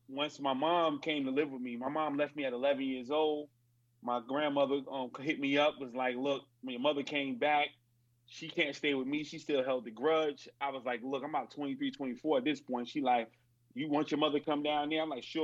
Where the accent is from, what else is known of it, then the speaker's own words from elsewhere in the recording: Newark, New Jersey, United States; I grew up in Newark, New Jersey.